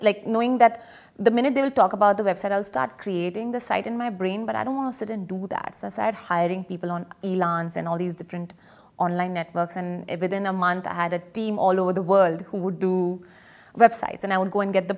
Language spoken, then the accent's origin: English; India; now in United Arab Emirates; I'm also from India